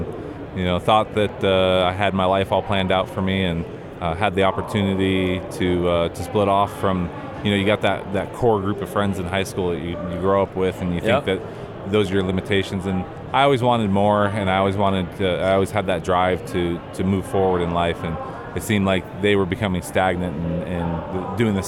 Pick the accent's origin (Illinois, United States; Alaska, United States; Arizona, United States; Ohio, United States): Arizona, United States; Lake Havasu City; moved away; I grew up in Havasu